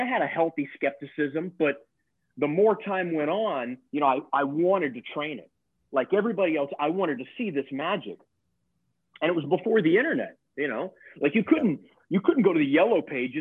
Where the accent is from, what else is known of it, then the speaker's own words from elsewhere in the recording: Texas, United States; moved away as an adult; also born or lived in Lake Charles, Louisiana / Los Angeles; I actually grew up in Texas. I was born in Lake Charles, Louisiana. So I'm a Southern boy, man. I grew up in Texas